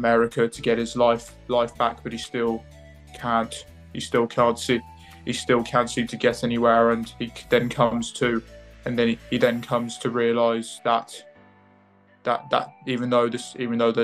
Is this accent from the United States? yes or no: no; England, United Kingdom; also born or lived in Cambridge / Lewes; I was born in Cambridge. I've moved to Lewis. I've grew up in England.